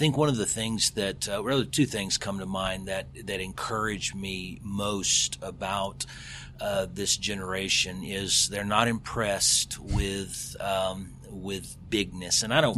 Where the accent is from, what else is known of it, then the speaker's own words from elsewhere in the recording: Alabama, United States; also born or lived in Texas; I was born in Texas, probably the only person from Texas that doesn't claim Texas as home. I claim Alabama as home.